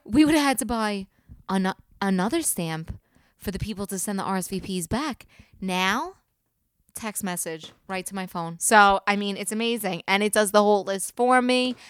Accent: New York City, New York, United States; I'm from the South Shore

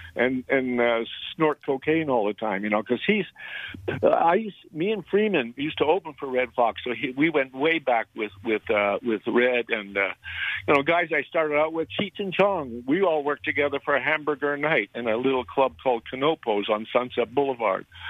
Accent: Montreal, Quebec, Canada; my hometown of Montreal

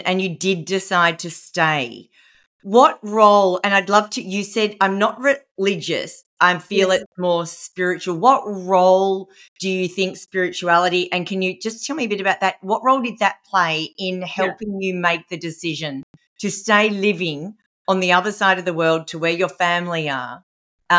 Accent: Melbourne, Victoria, Australia; I grew up here in Melbourne, Australia.

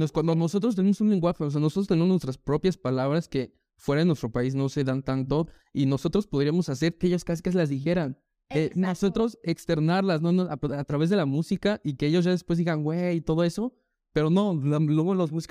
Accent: Mexico; pero como que nosotros como mexicanos no nos identificamos.

